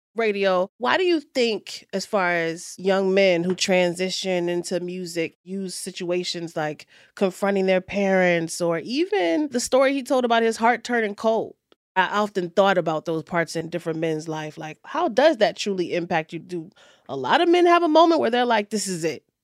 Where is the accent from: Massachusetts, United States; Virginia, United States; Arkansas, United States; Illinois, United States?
Virginia, United States; Richmond; right here from my hometown of Richmond, Virginia